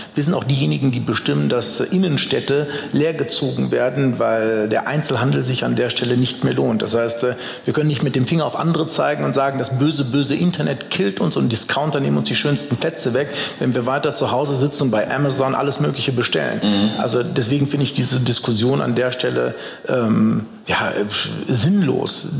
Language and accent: German; Düsseldorf, North Rhine-Westphalia, Germany; als gebürtiger Düsseldorfer. Ich bin tatsächlich 500 Meter von hier äh, zur Welt gekommen und ungefähr 800 Meter in diese Richtung zur Schule gegangen